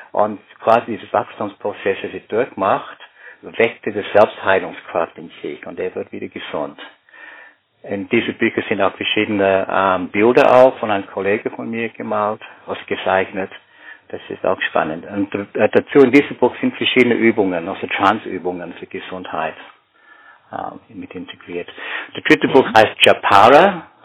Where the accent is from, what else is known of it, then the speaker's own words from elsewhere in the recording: Canberra, Australian Capital Territory, Australia; German is a second language; ein Detektiv-Thriller über einen Massenmörder in Australien, also in Canberra, wieder da, wo ich aufgewachsen bin.